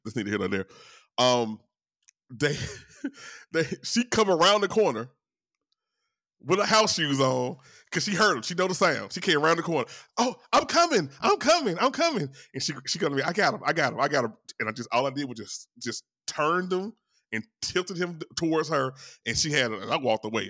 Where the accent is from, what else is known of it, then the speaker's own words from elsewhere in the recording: Louisiana, United States; I'm from Louisiana